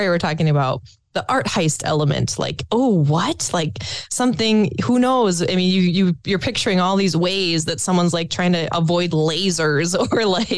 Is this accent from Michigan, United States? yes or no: no; Pequot Lakes, Minnesota, United States; I'm from Pequot Lakes